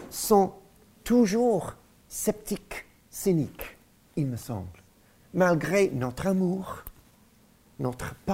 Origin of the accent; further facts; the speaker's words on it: Lyon, Auvergne-Rhône-Alpes, France; Nous avons grandi à Lyon, vous aussi à Paris, Alléluia, Dieu est bon.